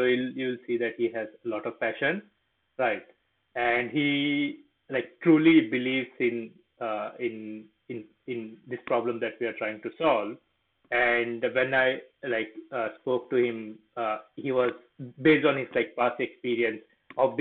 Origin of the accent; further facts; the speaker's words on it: Goa, India; now in New York, United States; I'm originally from India. So before moving to US, I used to live in a place called Goa